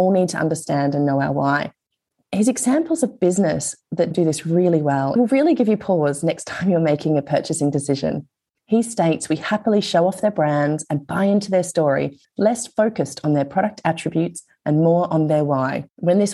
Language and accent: English; Australia; being Australian when you're in another country